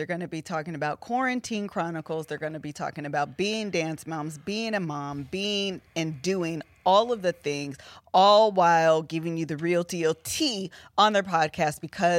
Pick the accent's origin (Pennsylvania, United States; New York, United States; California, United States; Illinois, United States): Pennsylvania, United States; Pittsburgh; we're just moms from Pittsburgh. … I'm just a mom of two amazing kids and husband and amazing dog.